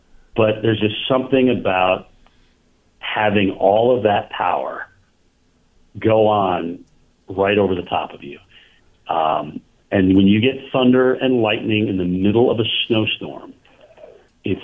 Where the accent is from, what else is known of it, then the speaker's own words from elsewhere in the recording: Vermont, United States; growing up in Vermont